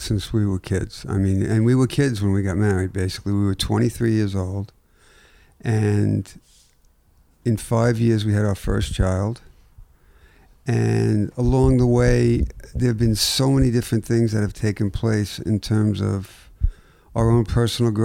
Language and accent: English; Long Island, New York, United States; also born or lived in Brooklyn; we bought a house 7 houses away from where I grew up